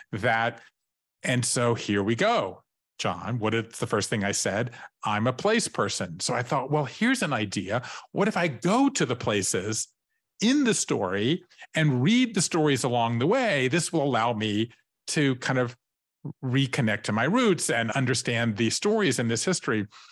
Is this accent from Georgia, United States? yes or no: yes; Savannah, Georgia, United States; moved away as an adult; also born or lived in Tybee Island, Georgia; I grew up in Savannah, Georgia